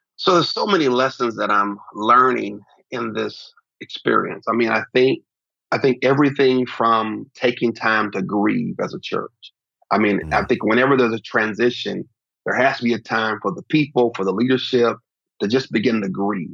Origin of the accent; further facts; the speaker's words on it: Oklahoma City, Oklahoma, United States; now in Dallas, United States; I grew up in Oklahoma City